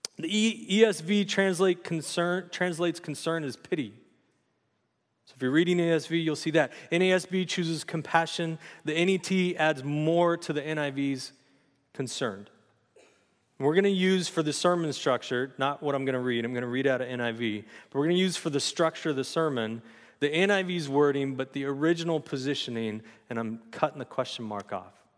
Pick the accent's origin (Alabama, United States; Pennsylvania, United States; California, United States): California, United States; San Luis Obispo; also born or lived in Los Angeles, California; now in Santa Maria, United States; I grew up in Slough J, for junior high and high school